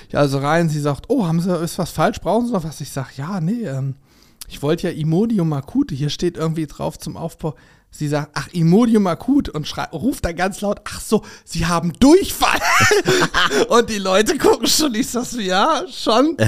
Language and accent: German; Germany; bei uns in Deutschland